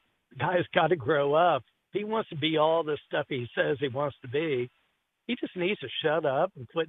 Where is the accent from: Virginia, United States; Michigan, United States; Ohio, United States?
Ohio, United States; I'm from Ohio. I'm a Buckeye fan, always will be.